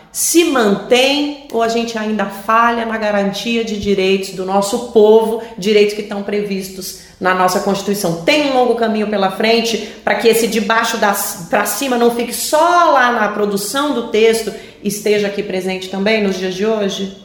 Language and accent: Portuguese; Brasília, Federal District, Brazil; Eu sou de Brasília e eu tinha de 7 para 8, 9 anos em todo esse processo